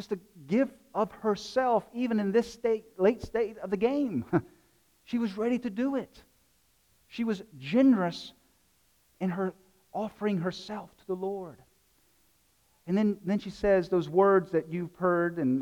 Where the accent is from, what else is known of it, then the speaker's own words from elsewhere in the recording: South Carolina, United States; moved away; I'm from South Carolina.